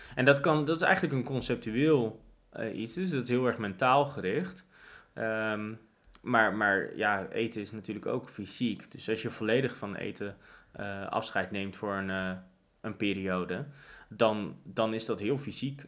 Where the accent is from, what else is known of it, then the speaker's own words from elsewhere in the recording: Netherlands; ik ben een Nederlander